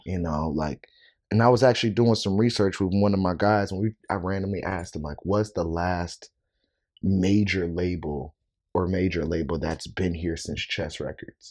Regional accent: Rock Island, Illinois, United States; moved away as an adult; also born or lived in Arizona; now in Chicago, United States; I'm originally from Rock Island, Illinois, so it's about two and a half hours away from Chicago.

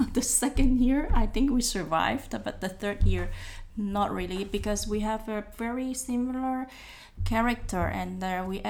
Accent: Hong Kong; moved away as an adult; now in Netherlands; I come from Hong Kong

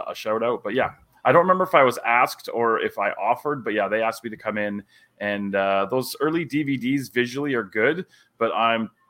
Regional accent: Calgary, Alberta, Canada; I was born on September the 10th, 1976 at the General Hospital in Calgary, Alberta, Canada

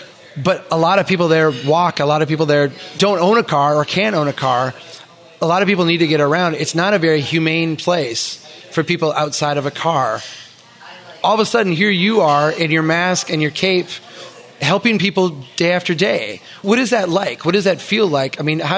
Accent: Minnesota, United States; I'm a Minnesotan

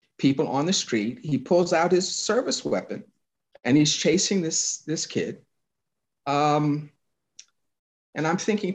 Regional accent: New York City, New York, United States; I grew up in New York City

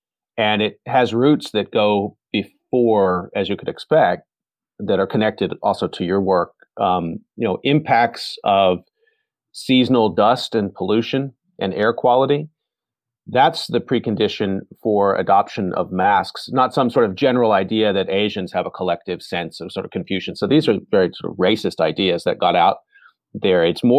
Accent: Dallas, Texas, United States; I grew up in the Dallas-Fort Worth Metroplex.

